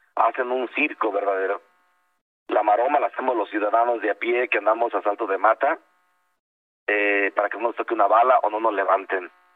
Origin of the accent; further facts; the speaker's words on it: Tancítaro, Michoacán, Mexico; mi pueblo, yo soy de Tancítaro